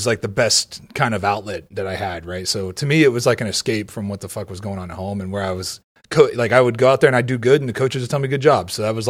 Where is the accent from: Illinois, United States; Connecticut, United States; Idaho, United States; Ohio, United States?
Ohio, United States; I grew up in Ohio.